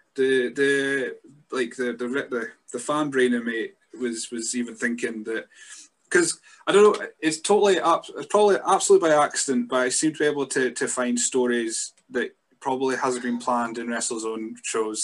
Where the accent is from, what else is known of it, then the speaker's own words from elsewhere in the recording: Scotland, United Kingdom; being a Scot myself